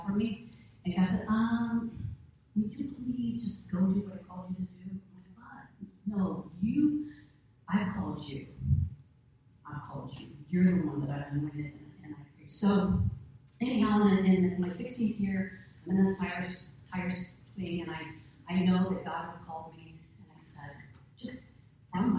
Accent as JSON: {"language": "English", "town": "Grove City", "country": "United States", "tie": "born or raised there", "said": "I was raised in Grove City, graduated from Grove City High School"}